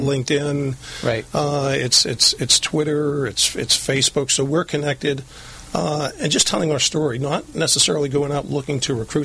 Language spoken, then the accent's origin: English; Lynn, Massachusetts, United States; moved away as an adult; now in Southern California, United States; I grew up right outside of Boston, a place called Lynn, Massachusetts.